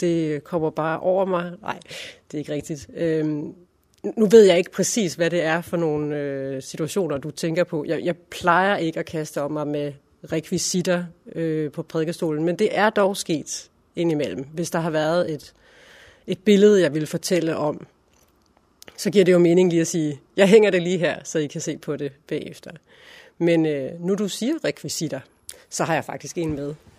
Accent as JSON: {"language": "Danish", "town": "Silkeborg", "region": "Central Denmark Region", "country": "Denmark", "tie": "born or raised there", "also_born_or_lived": "Berlin", "moved": "as an adult", "said": "Jeg er født i Funder, uden for Silkeborg øh, i 1978 og øh, gik i skole, i og Skole. Øh, og senere øh, gik jeg på HF i Silkeborg og boede der øh, indtil 1999"}